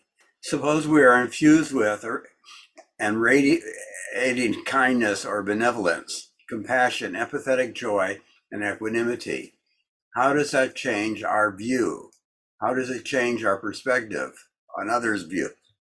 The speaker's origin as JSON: {"language": "English", "region": "Wisconsin", "country": "United States", "said": "I come from the kitchen. I come from Wisconsin. I come from parents locked in struggle. I come from the country. I come from Austin."}